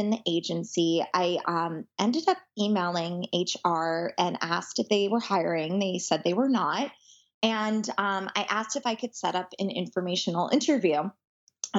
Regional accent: United States; moved away as an adult; I am originally from New York and New Jersey

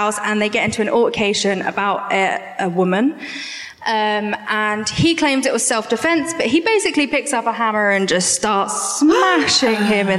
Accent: Basingstoke, South East England, United Kingdom; Basingstoke, which is about an hour away from here.

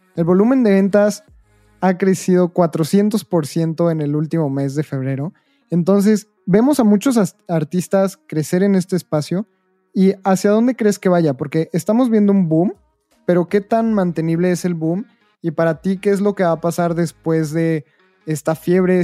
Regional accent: Mexico

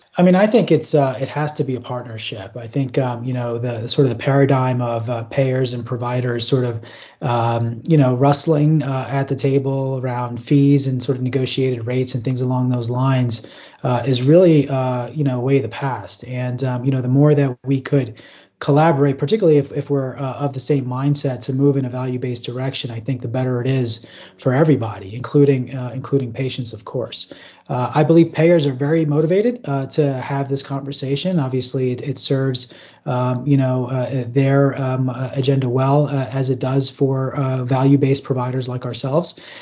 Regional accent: East Coast, New Jersey, United States; moved away; also born or lived in Baltimore, Maryland; I grew up on the East Coast, trained in Baltimore, Maryland

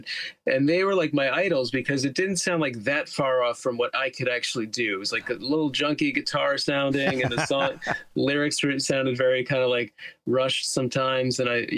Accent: Teaneck, New Jersey, United States; now in Queens, United States

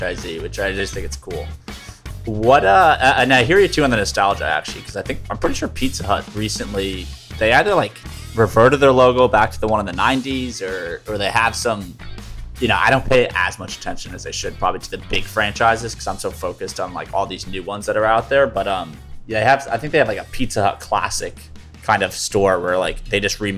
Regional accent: Northeast, United States; I grew up in the Northeast

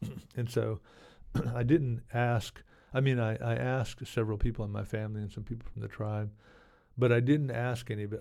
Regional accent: Oklahoma, United States; moved away; also born or lived in Port Aransas, Texas; I grew up in Oklahoma and I'm from Texas, you know. Actually, we moved to Texas in, in nineteen seventy-six.

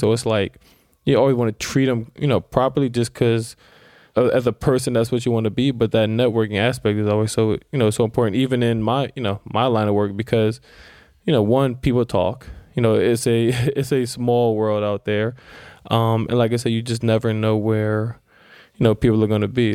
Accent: Silver Spring, Maryland, United States; I grew up in Silver Spring, Maryland

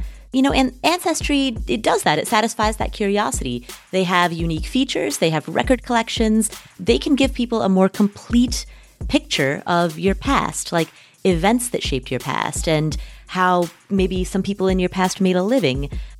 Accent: Kathmandu, Bagmati, Nepal; As many of you know, I am from Nepal. I was born in Kathmandu, Nepal. Both of my parents are Nepalese

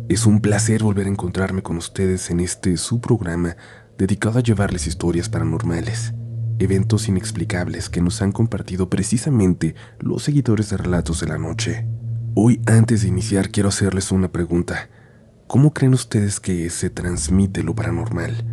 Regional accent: Guadalajara, Jalisco, Mexico; sucedió en una de las avenidas más importantes de Guadalajara, ciudad de donde soy originaria y en la que siempre he vivido

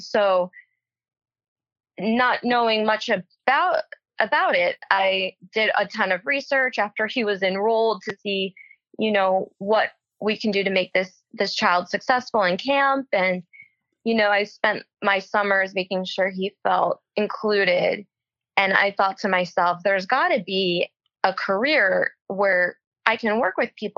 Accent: Toms River, New Jersey, United States; I grew up in New Jersey. I'm from Toms River, New Jersey, which is close to the shore. And I grew up there until I went to college.

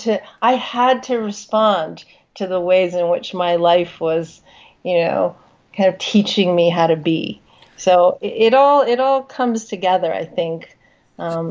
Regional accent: United States; I'm a Chinese American woman. I'm born and raised in the United States

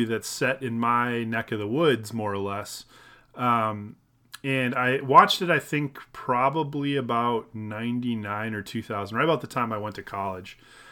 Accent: Minnesota, United States; I lived close enough to Fargo, actual Fargo, North Dakota, that my local television stations, if they're broadcast, were all the Fargo stations.

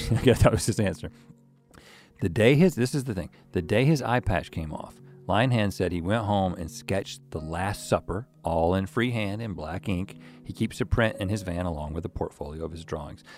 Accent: South Georgia, United States; I'm from South Georgia

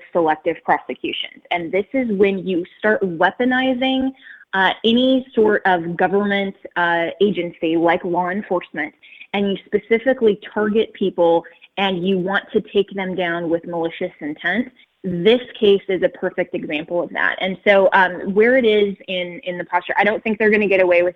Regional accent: Colorado, United States; my home state of Colorado

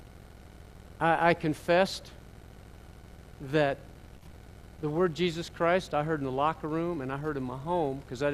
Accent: Pennsylvania, United States; also born or lived in Memphis, Tennessee; I grew up in Pennsylvania. I was born in Northampton, Pennsylvania, small town. 6 weeks later, I'm in Memphis, Tennessee.

